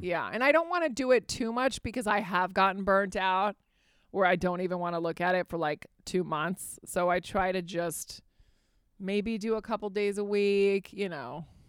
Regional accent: Fairfax, Virginia, United States; also born or lived in Spain; I grew up in Fairfax, Virginia

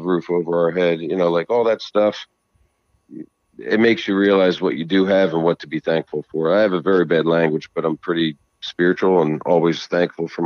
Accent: New Jersey, United States; I'm from Jersey

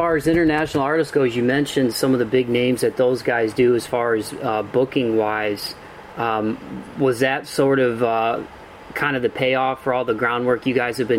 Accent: Ohio, United States; born or raised there

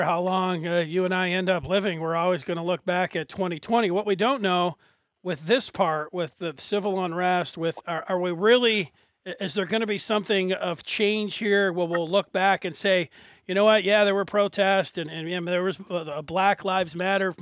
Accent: Detroit, Michigan, United States; I'm from Detroit here. Grew up in the city.

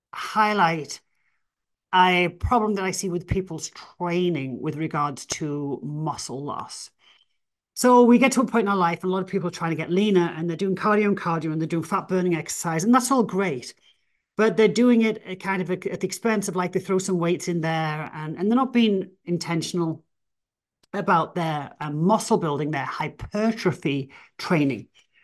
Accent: England, United Kingdom; oh, well, I'm, you know, I'm English, I'm an outlier, I can build more muscle

